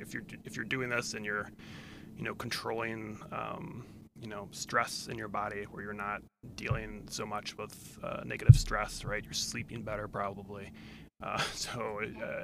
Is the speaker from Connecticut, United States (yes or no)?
no; D.C., Virginia, United States; I grew up in Virginia on the near Washington, D.C.